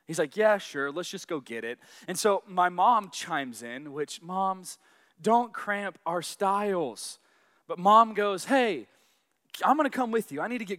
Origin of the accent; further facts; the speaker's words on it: Arkansas, United States; but I grew up in Arkansas. So yes, I am a Southern boy, and yes, I have absolutely no accent.